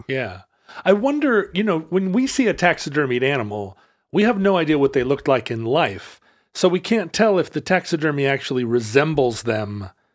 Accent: Alaska, United States; Growing up in Alaska in the seventies

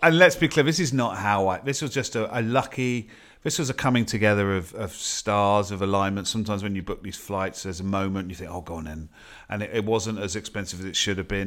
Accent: United Kingdom; as a Brit

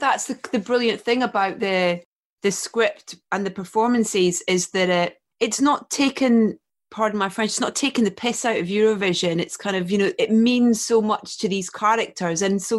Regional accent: Scotland, United Kingdom; I grew up in Scotland

